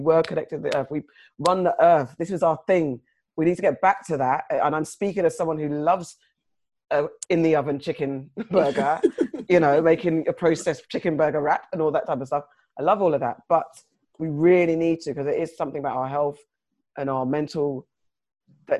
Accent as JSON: {"language": "English", "country": "United Kingdom", "also_born_or_lived": "Ghana", "said": "me being from the UK"}